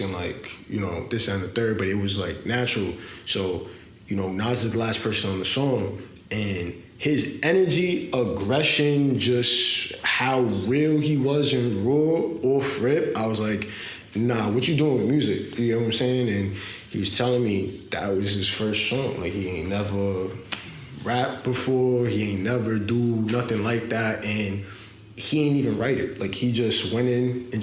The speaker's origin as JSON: {"language": "English", "town": "New York City", "region": "New York", "country": "United States", "tie": "born or raised there", "said": "I grew up in the Bronx. You know, Soundview, 172nd to be specific."}